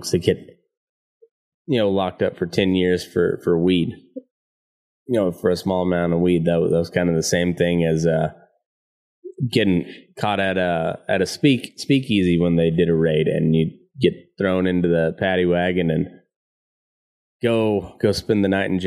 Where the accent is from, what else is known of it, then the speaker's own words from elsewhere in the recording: United States; We here in America